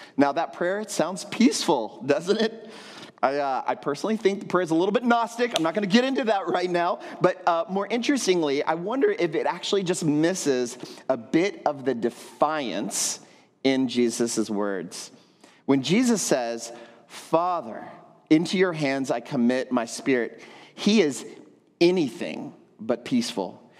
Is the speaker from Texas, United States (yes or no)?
yes; Texas, United States; moved away as an adult; now in San Juan, Puerto Rico; I grew up in Texas